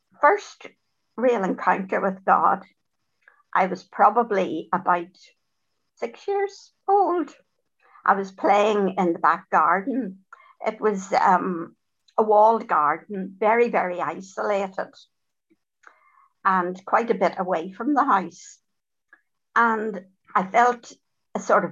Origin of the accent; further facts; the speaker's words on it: Dublin, Leinster, Ireland; I was born in Dublin.